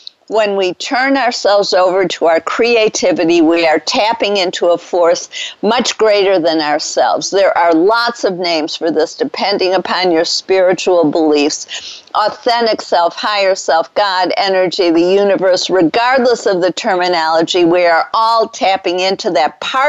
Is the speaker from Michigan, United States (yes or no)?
yes; Detroit, Michigan, United States; now in Dallas, United States; It's a robin, which was my favorite bird growing up in Detroit.